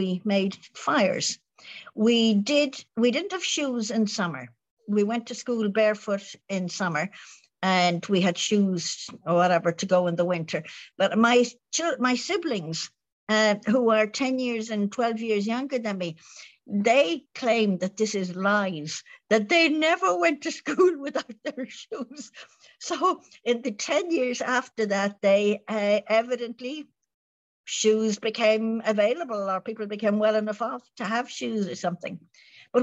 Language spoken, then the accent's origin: English; Ireland